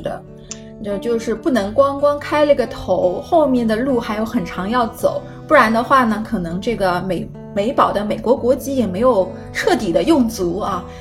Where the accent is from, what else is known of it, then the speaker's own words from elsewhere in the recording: China; 那我们作为中国人